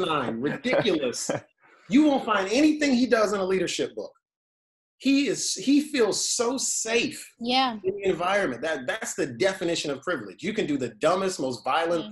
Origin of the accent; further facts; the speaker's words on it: Chicago, Illinois, United States; I grew up in Chicago